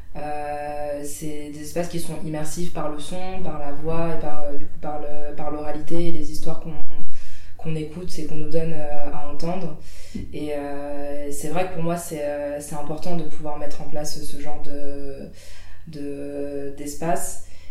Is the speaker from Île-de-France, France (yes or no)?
yes; Île-de-France, France; moved away as an adult; now in Saint-Étienne, France; j'ai grandi en Île-de-France, euh, toute ma vie